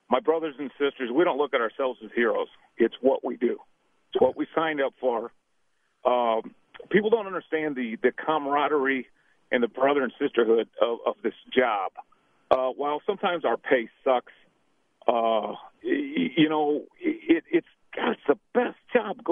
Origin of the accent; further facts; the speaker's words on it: Missouri, United States; I'm from Missouri, home of Harry Truman and Rush Limbaugh.